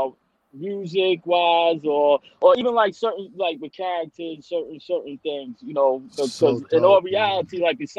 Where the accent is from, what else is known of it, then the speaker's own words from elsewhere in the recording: New York City, New York, United States; I'm from Queens